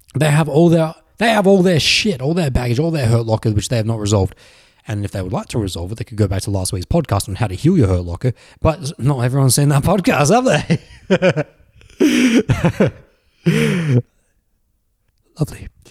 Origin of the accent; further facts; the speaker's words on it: Australia; accent: very Australian; when I was growing up in Australia. It was mostly Australian blokes who sound like me, 'cause I have a very Australian accent